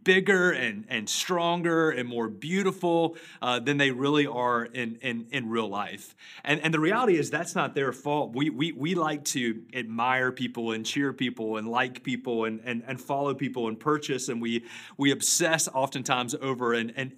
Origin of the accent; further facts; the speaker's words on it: Charlotte, North Carolina, United States; Back in 1988, I grew up in Charlotte